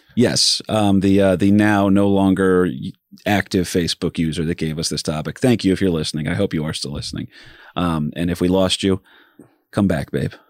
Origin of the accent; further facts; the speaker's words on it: New Jersey, United States; I'm from Jersey